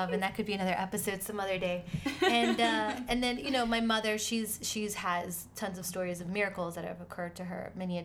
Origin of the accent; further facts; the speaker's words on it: Miami, Florida, United States; also born or lived in Argentina; now in New York, United States; I was born in Argentina, raised in Miami